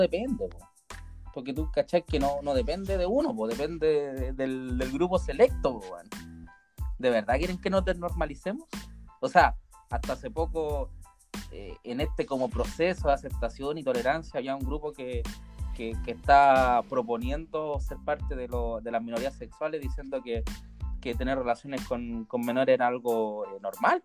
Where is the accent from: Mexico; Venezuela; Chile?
Chile; acá en Chile